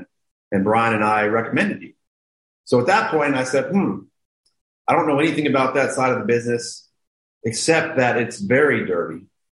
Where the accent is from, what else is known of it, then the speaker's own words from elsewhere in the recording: Memphis, Tennessee, United States; growing up in Memphis and rooting for this team and now being in that position with them.